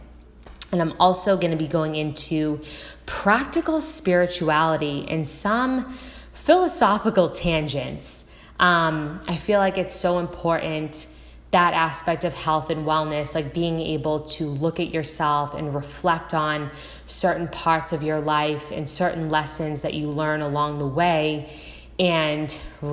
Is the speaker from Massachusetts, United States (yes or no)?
yes; Boston, Massachusetts, United States; also born or lived in Los Angeles; now in Southern California, United States; I'm originally from Boston, Massachusetts, and now I live in Southern California.